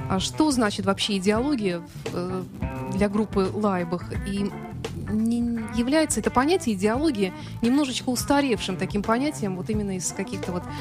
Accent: Germany; born there; Ну, я сама родилась в Германии, изучала э, всю жизнь немецкий язык

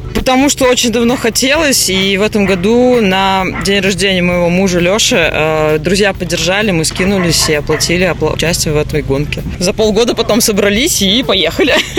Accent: Moscow, Russia; мы с Москвы

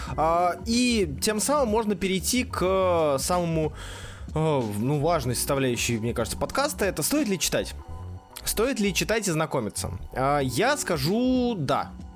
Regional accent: Saint Petersburg, Russia; Я из Санкт-Петербурга. Родился, вырос

